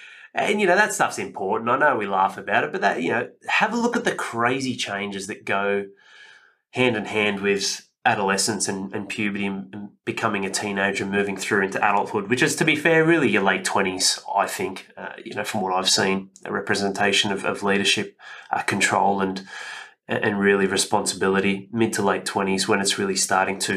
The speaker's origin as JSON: {"language": "English", "town": "Penrith", "region": "New South Wales", "country": "Australia", "tie": "born or raised there", "also_born_or_lived": "Northern Beaches, Sydney", "said": "I grew up in Western Sydney in Penrith, and it wasn't a ghetto, but I lived in St Clair"}